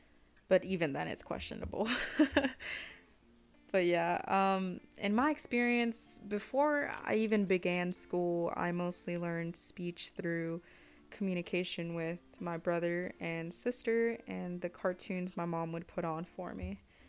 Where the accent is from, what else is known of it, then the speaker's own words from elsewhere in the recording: United States; first language Spanish; English is a second language; You know, people would say that my first language was Spanish, but I never really understood that or identified with it. I'm first generation Mexican American, and I was third and youngest child in my family.